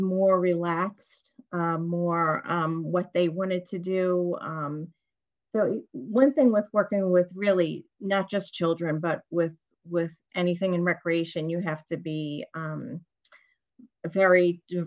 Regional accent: Long Island, New York, United States; I'm from New York, Long Island

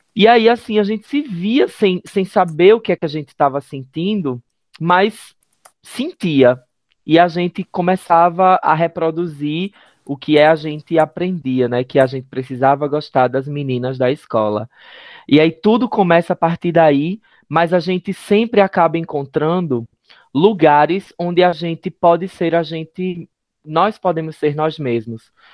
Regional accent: interior of Pernambuco, Brazil; Eu sou do interior de Pernambuco

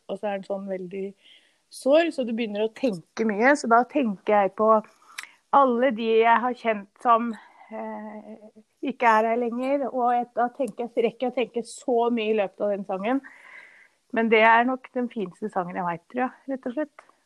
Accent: Norway; den toppen som er tettest her vi bor nå, og der jeg vokste opp

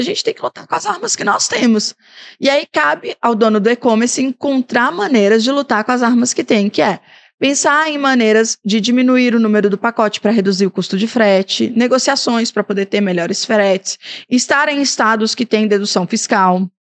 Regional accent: Brazil; moved away; Tinga, de onde eu vim

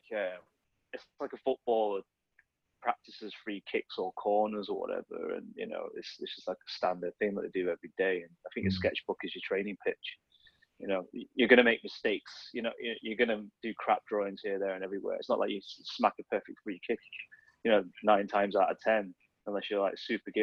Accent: Sheffield, Yorkshire and the Humber, United Kingdom; also born or lived in Huddersfield; when we moved to Sheffield, I was born in Huddersfield, so when we moved to Sheffield, when I was three

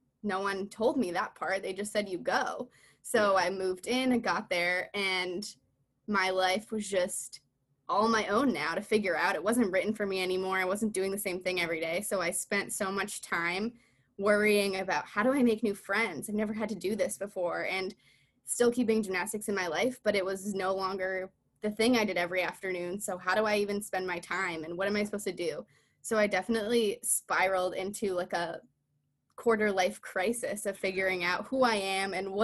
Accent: Farmington, Connecticut, United States; Yes, I'm from Farmington, Connecticut. I grew up there.

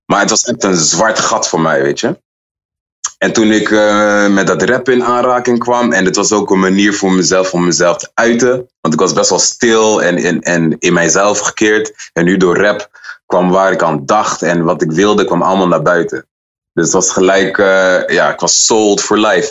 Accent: Utrecht, Netherlands; ik kom uit Utrecht en ik ben altijd trots op Utrecht

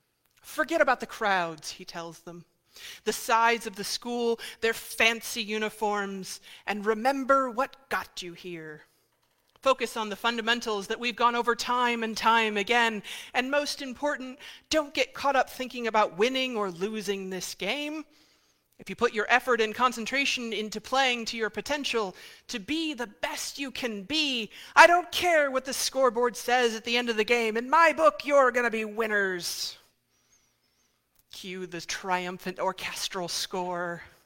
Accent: Indiana, United States; moved away; I'm originally from Indiana, which means part of my state-mandated education growing up was watching the film Hoosiers.

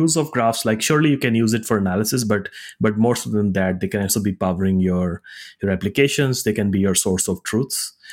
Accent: India; also born or lived in Singapore / Zurich, Switzerland; I grew up in India, went to college in Singapore, and joined Google right out of college

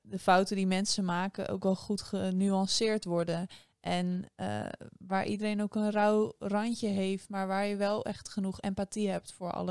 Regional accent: Delft, South Holland, Netherlands; als Delftenaar

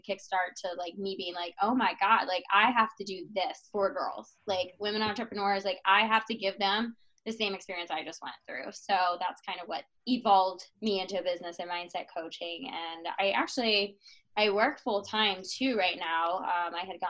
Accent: Atlanta, Georgia, United States; I am born and raised in Atlanta, Georgia. I'm still here

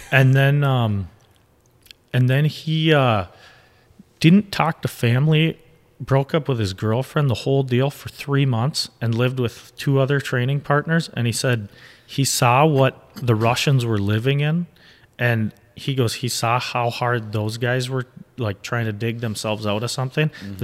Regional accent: Midwest, United States; growing up in the Midwest, I look at it as it's like a tough guy state.

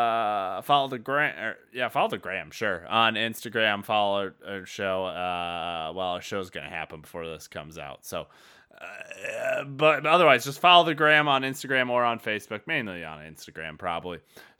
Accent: Iowa, United States; But yes, I'm from Tama County. Why? Okay. What's her name or his name? Oh, nope, no. I grew up in the north. That Tama went to the school district South Tama. I went to North Tama.

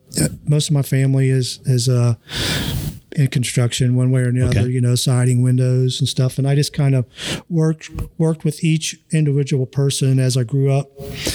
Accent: Hamilton, Ohio, United States; I'm originally from Hamilton. Okay. My parents are from Hamilton and went to Fairfield, you know, but I lived in Fairfield Township, still called basically Hamilton, you know, the zip code and whatnot. But grew up there pretty much my entire life, and just happened to move out here.

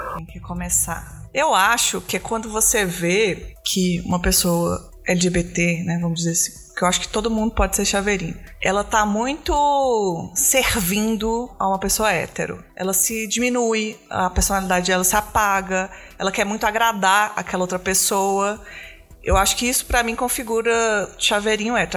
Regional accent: Belo Horizonte, Minas Gerais, Brazil; eu também não sou de São Paulo, não, sou de Belo Horizonte

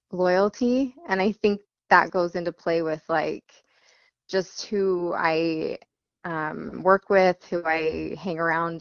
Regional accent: Sandy, Utah, United States; I grew up in Sandy, Utah, and I pretty much lived here all my life

